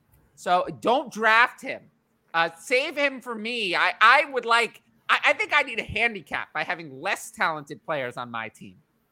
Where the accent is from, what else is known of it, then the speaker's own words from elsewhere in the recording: New York City, New York, United States; I'm from New York City.